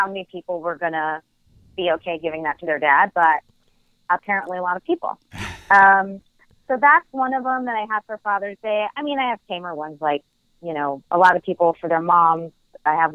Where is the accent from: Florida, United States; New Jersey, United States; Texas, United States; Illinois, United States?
New Jersey, United States; I'm from New Jersey.